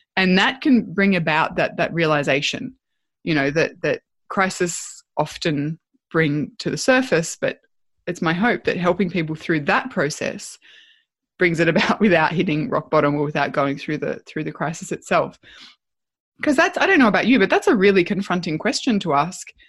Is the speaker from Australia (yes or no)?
yes; Australia; being Australian